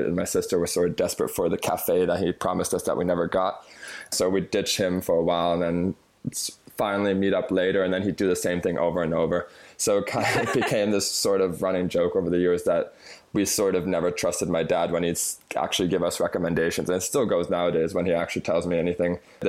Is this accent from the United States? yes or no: no; Düsseldorf, North Rhine-Westphalia, Germany; born there; So I was born in Germany, in Düsseldorf, in 1989.